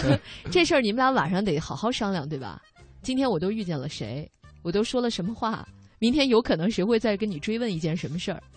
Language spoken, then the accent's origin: Chinese; China; 我们中国的小孩儿